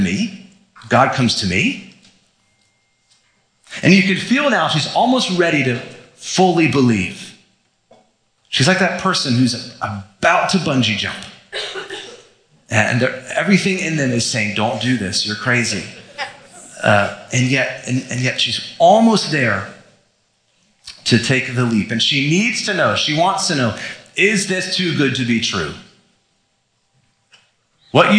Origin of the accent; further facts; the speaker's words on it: Florida, United States; I was growing up in Florida, we'd go to the beach sometimes